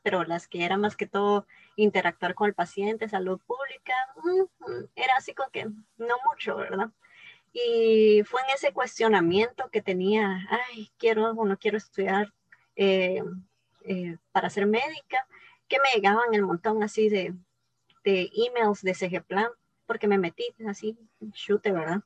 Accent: Guatemala; moved away as an adult; also born or lived in Taiwan; soy de Guatemala

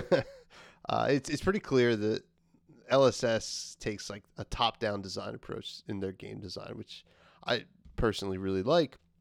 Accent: New Jersey, United States; my home state of New Jersey

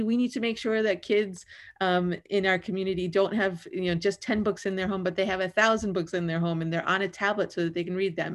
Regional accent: New York City, New York, United States; now in Oakland, United States; I grew up in the Bronx. I had to move a lot. I moved thirteen times in sixteen years, um, largely around the Bronx

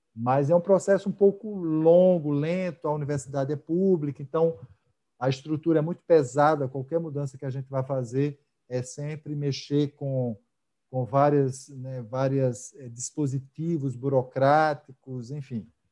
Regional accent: Natal, Rio Grande do Norte, Brazil; moved away as an adult; also born or lived in Rio de Janeiro; eu sou natalense, né, eu morei muito tempo fora, mas sou daqui, e cresci

